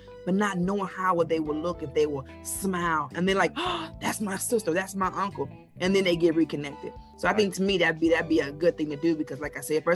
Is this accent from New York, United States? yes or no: no; Enid, Oklahoma, United States; I'm from Enid, Oklahoma